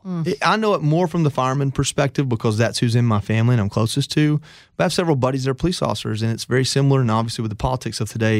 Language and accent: English; the South, United States; I grew up poor white in the South.